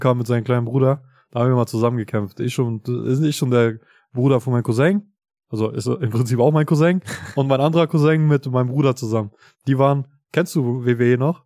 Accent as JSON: {"language": "German", "country": "Kosovo", "said": "ich komme ja aus Kosovo"}